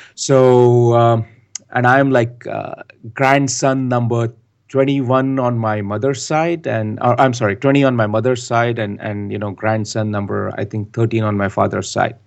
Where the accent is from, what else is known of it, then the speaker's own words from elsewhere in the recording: India; moved away as an adult; also born or lived in United States / Canada; now in Bangalore, India; I've been born and raised in India. I like to call myself the son of the soil.